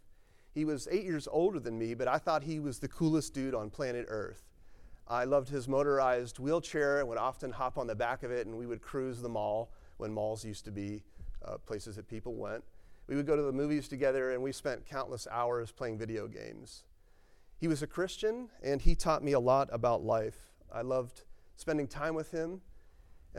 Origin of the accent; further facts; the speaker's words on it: Maryville, Tennessee, United States; also born or lived in Pittsburgh, Pennsylvania / Victoria, Texas / Georgia; now in Texas, United States; most of my life, my formative years were spent growing up in Tennessee. And so even though I was born in Pennsylvania, I consider myself a Southerner and a Tennessean